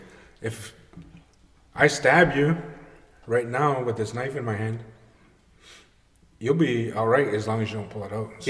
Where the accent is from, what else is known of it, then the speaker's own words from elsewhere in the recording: Oneida, United States; We're from Oneida.